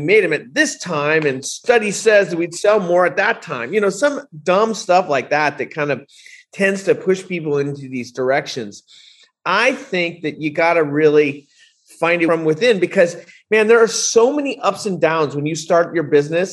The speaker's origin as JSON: {"language": "English", "area": "Bay Area", "region": "California", "country": "United States", "tie": "born or raised there", "said": "when I was growing up, you know, I grew up in the Bay Area"}